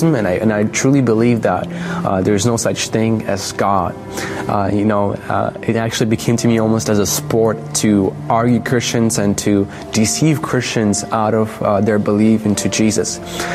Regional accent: Belarus; I was born in Belarus

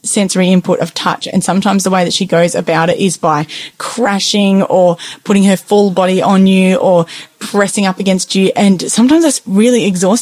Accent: Tasmania, Australia; I grew up in Tasmania

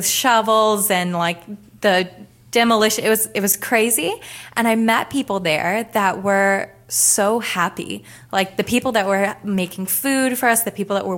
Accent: Dallas, Texas, United States; moved away as an adult; now in Australia; I'm from Dallas, Texas

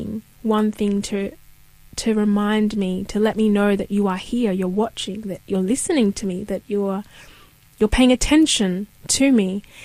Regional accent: Australia; also born or lived in Kenya; So I come from Kenya originally. I was born in Kenya. And we moved here to Australia when I was 2 years old.

